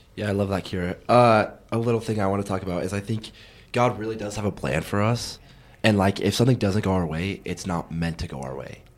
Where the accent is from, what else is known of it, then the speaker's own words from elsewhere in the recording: South Jordan, Utah, United States; I'm in South Jordan, Utah. That's where I'm from